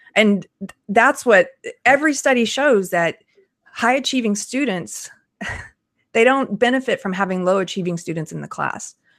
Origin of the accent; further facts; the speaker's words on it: South Carolina, United States; I'm from South Carolina.